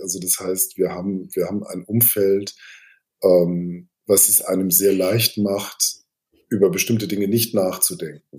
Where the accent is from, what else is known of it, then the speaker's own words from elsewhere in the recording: Hamburg, Germany; moved away as an adult; now in Berlin, Germany; ich lebe seit zwölf Jahren in Berlin, aber ich komme aus Hamburg